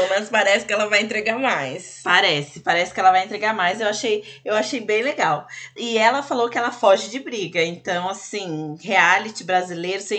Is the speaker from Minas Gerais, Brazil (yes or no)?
yes; Belo Horizonte, Minas Gerais, Brazil; Tenho 26 anos e sou de Belo Horizonte, Minas Gerais.